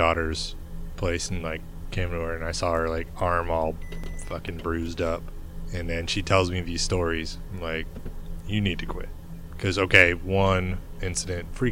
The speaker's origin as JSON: {"language": "English", "region": "Michigan", "country": "United States", "tie": "born or raised there", "moved": "yes", "said": "growing up in Michigan, all the car plants and all"}